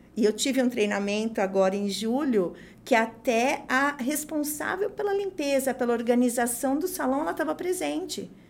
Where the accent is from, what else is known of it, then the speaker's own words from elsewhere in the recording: São Paulo, Brazil; eu sou de São Paulo